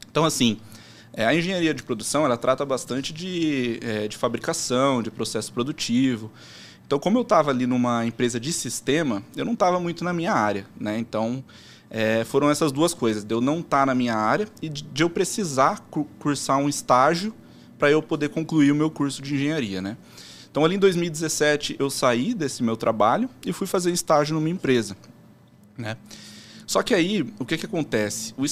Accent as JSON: {"language": "Portuguese", "town": "Americana", "region": "São Paulo", "country": "Brazil", "tie": "born or raised there", "said": "Mas eu, eu nasci e moro lá em Americana até hoje."}